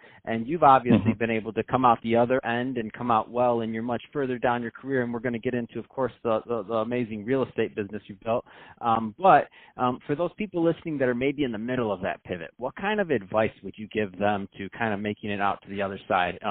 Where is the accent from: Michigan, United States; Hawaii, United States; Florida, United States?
Michigan, United States; Detroit; in my hometown, Detroit, so I grew up there in the 80s, so it was not the best place.